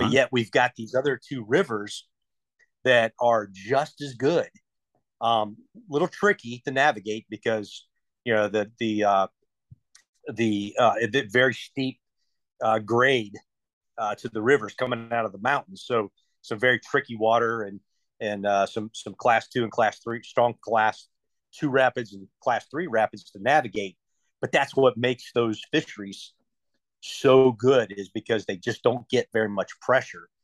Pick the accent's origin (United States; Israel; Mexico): United States; Ohio; moved away as an adult; growing up in Ohio, you know, I was fishing lakes